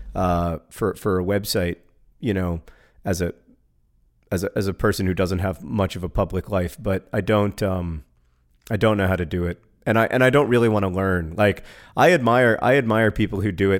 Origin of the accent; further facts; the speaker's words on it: Birmingham, Alabama, United States; was born in Birmingham, Alabama, uh, my hometown